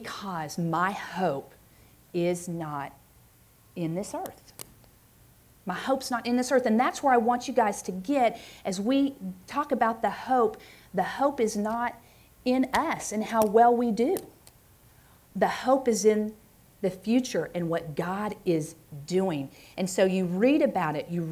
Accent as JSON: {"language": "English", "region": "Oklahoma", "country": "United States", "also_born_or_lived": "Stillwater, Oklahoma", "said": "I'm from Oklahoma"}